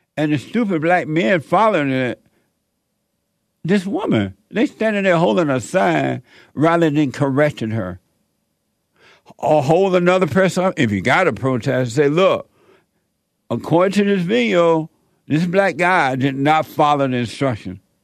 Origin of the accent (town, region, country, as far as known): Alabama, United States; born or raised there; moved away as an adult; also born or lived in Los Angeles